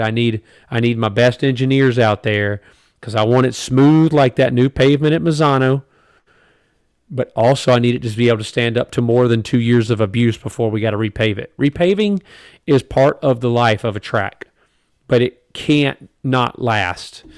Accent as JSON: {"language": "English", "country": "United States", "said": "as an American"}